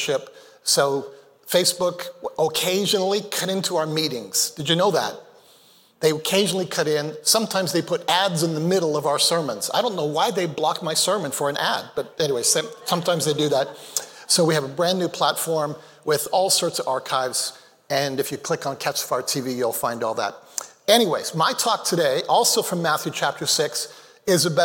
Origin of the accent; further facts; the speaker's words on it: Canada; also born or lived in Malawi; I was born in Canada. When I was 2 months of age, my parents moved back to Malawi, Africa, where they met. I never did become a Malawian by citizenship, but I lived there and came back to Canada when I was 5.